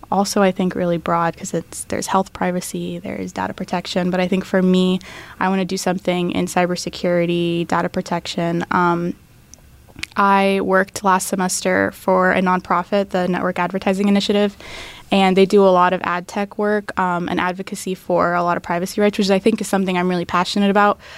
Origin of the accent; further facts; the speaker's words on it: Tampa, Florida, United States; first language English and Arabic; now in Tallahassee, United States; I grew up in Tampa, um, but my family's from the Middle East